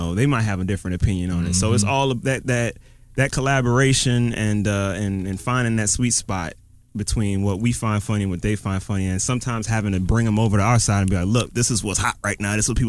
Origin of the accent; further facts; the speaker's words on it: Miami, Florida, United States; I'm from Miami.